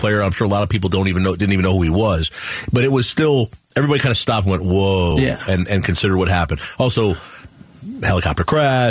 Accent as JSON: {"language": "English", "country": "United States", "said": "we're American"}